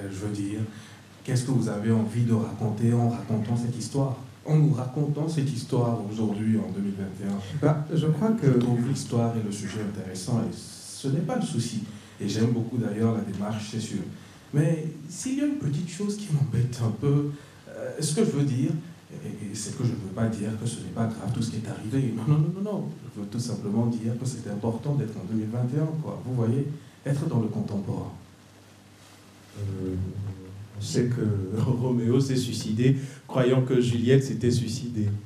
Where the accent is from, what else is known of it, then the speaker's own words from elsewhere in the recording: Antananarivo, Analamanga, Madagascar; Euh, je suis né, j'ai grandi à Tananarive, parce que mon père a été ambassadeur de France à Madagascar pendant beaucoup d'années, mais je ne suis pas malgache, non.